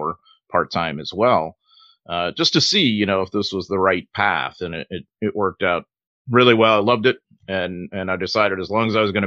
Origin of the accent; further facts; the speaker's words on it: St. Louis, Missouri, United States; I'm from St. Louis originally